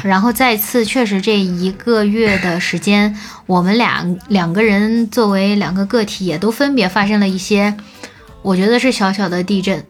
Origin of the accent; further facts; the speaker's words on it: China; 那我们中国人干嘛要遵守呢？